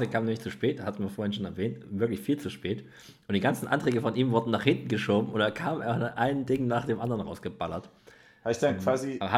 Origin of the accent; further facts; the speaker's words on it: Leipzig, Saxony, Germany; ich bin ja im Leipziger Norden aufgewachsen